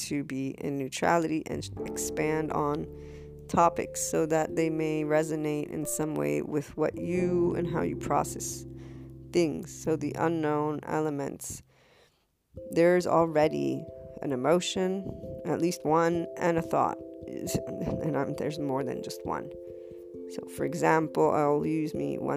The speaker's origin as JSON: {"language": "English", "country": "United States", "said": "I'm a white female, I'm Italian American"}